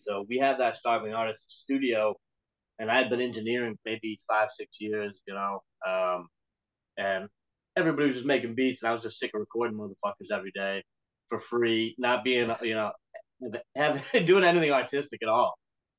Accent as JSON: {"language": "English", "town": "Boston", "region": "Massachusetts", "country": "United States", "tie": "born or raised there", "also_born_or_lived": "South Shore, Massachusetts", "said": "I listened to hip hop growing up in Boston, skateboarding and shit. And then I moved to the South Shore when I was like 15, 16"}